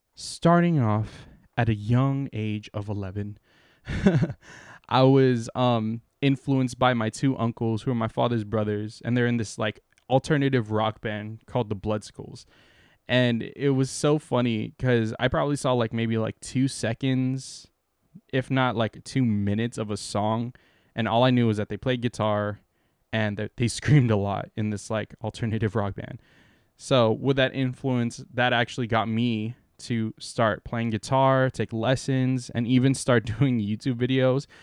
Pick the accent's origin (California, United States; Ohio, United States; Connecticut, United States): California, United States; San Diego; moved away as an adult; now in San Francisco Bay Area, United States; I'm from San Diego